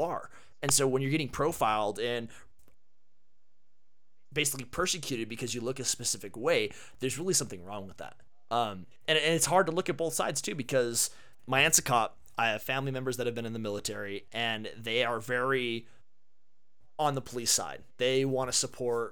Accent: Herriman, Utah, United States; Growing up in Utah

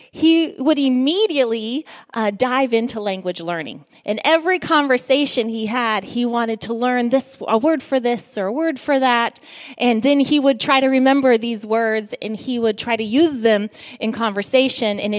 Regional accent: Guinea; As many of you know, I grew up in Guinea, West Africa.

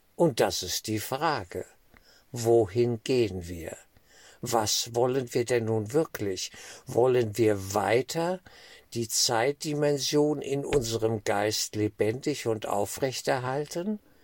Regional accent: Germany; als Deutsche

